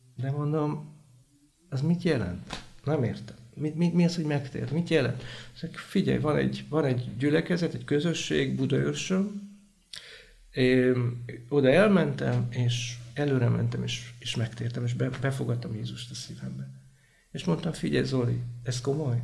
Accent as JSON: {"language": "Hungarian", "town": "Sárvár", "region": "Vas", "country": "Hungary", "tie": "born or raised there", "said": "Vasmegyei vagyok, Sárváron születtem"}